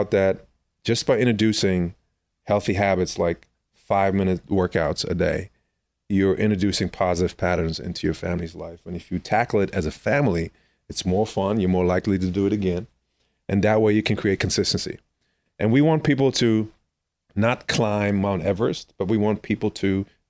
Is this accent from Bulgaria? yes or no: no; Germany; moved away as an adult; also born or lived in Austria; I was born and raised in born in Austria, but raised in Germany.